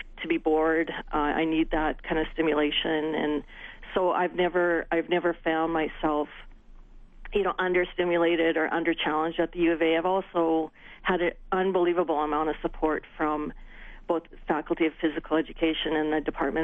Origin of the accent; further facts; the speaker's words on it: Regina, Saskatchewan, Canada; the University of Regina, ironically, which is my hometown.